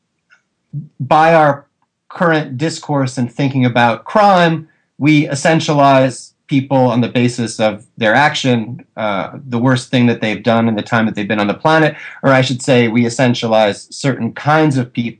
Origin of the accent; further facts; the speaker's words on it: United States; as an American citizen